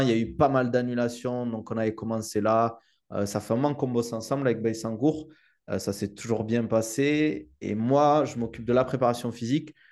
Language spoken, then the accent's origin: French; Toulouse, Occitania, France; accent: southern French; now in United Arab Emirates; maintenant je vis aux Émirats, mais c'est vrai que je viens du sud de la France et de Toulouse.